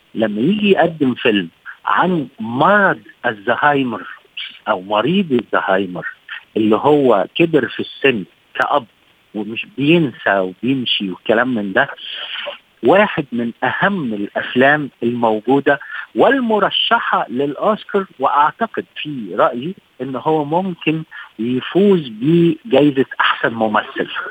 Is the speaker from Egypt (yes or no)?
yes; Egypt; عندنا في مصر